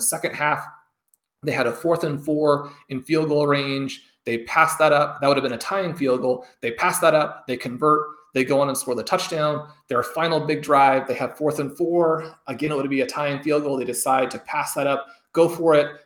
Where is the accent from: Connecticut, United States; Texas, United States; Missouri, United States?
Missouri, United States; Kansas City; I grew up in Kansas City